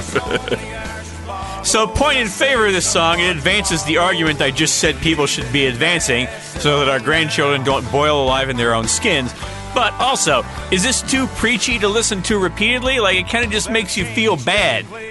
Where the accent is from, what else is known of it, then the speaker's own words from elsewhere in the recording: Louisiana, United States; growing up in Louisiana